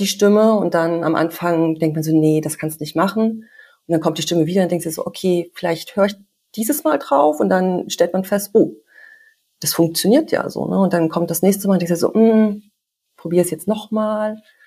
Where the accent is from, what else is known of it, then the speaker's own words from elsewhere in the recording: Germany; moved away as an adult; also born or lived in Canada; hier in der Kleinstadt groß geworden